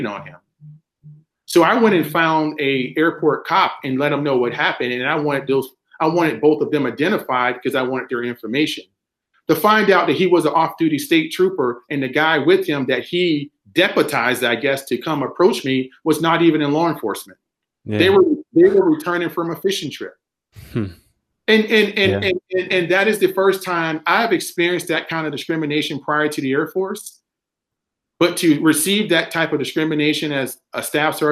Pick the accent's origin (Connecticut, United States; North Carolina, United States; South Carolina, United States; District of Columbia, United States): South Carolina, United States; moved away as an adult; I'm a kid from South Carolina